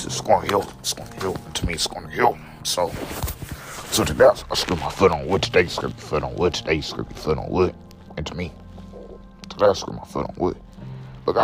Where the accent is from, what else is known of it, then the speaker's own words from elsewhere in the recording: the East Side, Illinois, United States; I'm from the East Side, guys. Just let you guys know, I wasn't born in St. Louis, but. I was from the East Side